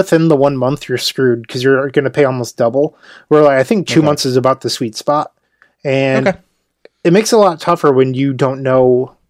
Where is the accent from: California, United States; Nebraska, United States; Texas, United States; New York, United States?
New York, United States; Syracuse; Two Star City Opens in my hometown next year.